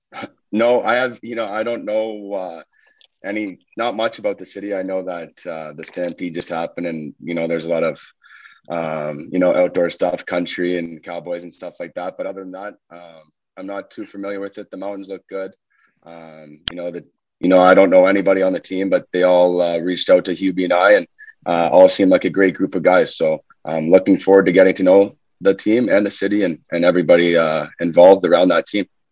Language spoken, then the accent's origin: English; Canada; Johnny and I being Canadian kids